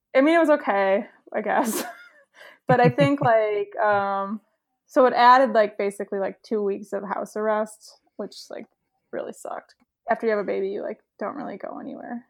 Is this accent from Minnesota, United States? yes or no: yes; Saint Paul, Minnesota, United States; moved away; I grew up in Saint Paul